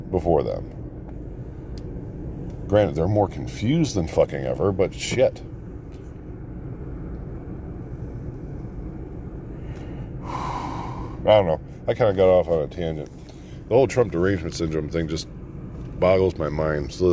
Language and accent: English; United States; we're American first.